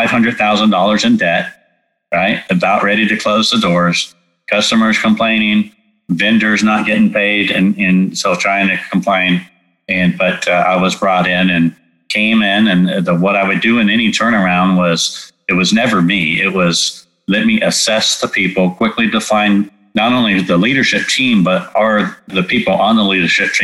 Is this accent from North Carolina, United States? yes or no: no; California, United States; moved away; also born or lived in Texas; I grew up in California